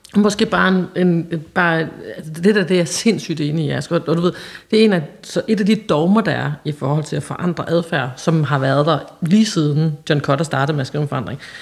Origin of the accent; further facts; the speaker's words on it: Holsted, Southern Denmark, Denmark; moved away; fra sådan en lille, lille bitte øh, landsby, som hedder Holsted, som ligger helt ude på landet i Jylland